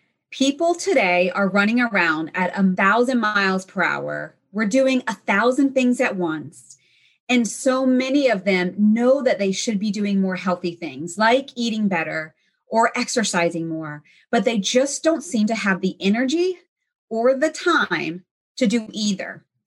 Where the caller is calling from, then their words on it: Naples, Florida, United States; I'm speaking from Naples, Florida, the beautiful, sunny Naples, Florida.